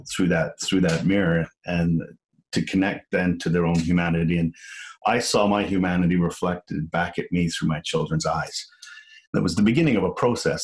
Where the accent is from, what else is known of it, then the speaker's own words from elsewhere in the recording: Liverpool, North West England, United Kingdom; moved away; I'm from Liverpool.